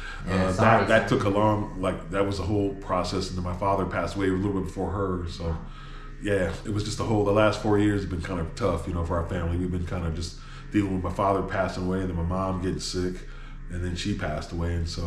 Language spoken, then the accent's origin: English; Los Angeles, California, United States; being born and raised in Los Angeles